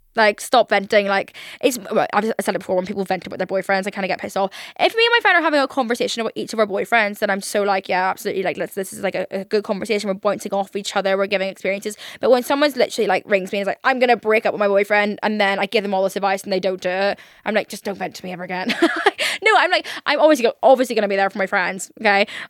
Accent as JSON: {"language": "English", "region": "Northern Ireland", "country": "United Kingdom", "said": "I'm obviously from Northern Ireland."}